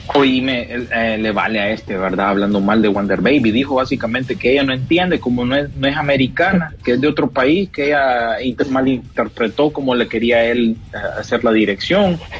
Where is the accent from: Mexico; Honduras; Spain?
Honduras; nosotros como hondureños